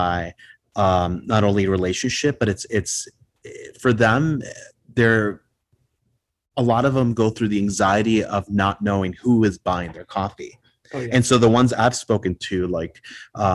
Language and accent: English; Puerto Rico; first language Spanish; English is a second language; now in Chicago, United States; I was born here in Chicago, but I grew up in Puerto Rico. So native Spanish speaker